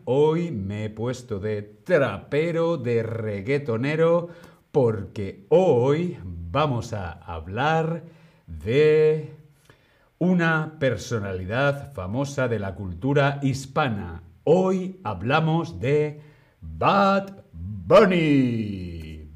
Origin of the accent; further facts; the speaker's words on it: Madrid, Community of Madrid, Spain; yo soy de Madrid, pero tengo raíces de Segovia.